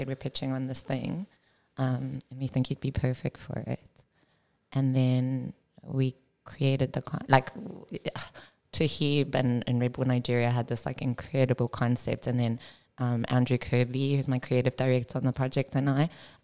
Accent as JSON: {"language": "English", "town": "Cape Town", "region": "Western Cape", "country": "South Africa", "tie": "born or raised there", "also_born_or_lived": "Johannesburg, South Africa", "said": "I grew up in South Africa"}